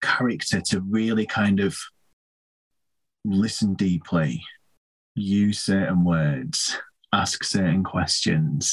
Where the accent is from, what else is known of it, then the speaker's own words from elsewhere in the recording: Leeds, Yorkshire and the Humber, United Kingdom; I'm from Leeds myself